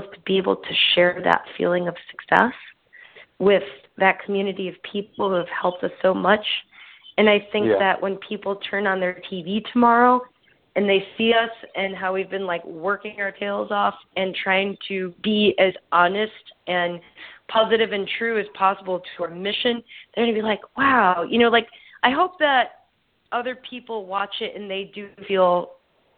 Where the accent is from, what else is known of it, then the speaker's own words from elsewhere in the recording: Chicago, Illinois, United States; we're from Chicago. We totally carry the flag as we go and try to represent ourselves and our community